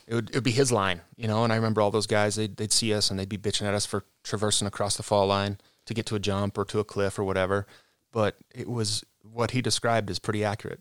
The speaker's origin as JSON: {"language": "English", "town": "Cottonwood Heights", "region": "Utah", "country": "United States", "tie": "born or raised there", "said": "born and raised, born in the house that I grew up"}